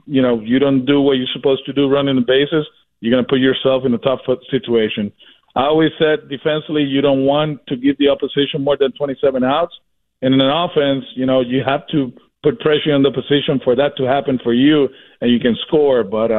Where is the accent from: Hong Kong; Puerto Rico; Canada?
Puerto Rico; and I'm from Puerto Rico